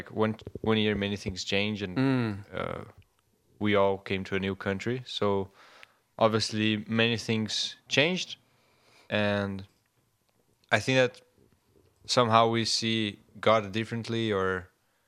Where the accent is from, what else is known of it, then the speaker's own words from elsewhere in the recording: Brazil; moved away as an adult; now in Faroe Islands; I'm from Brazil, so it's so far away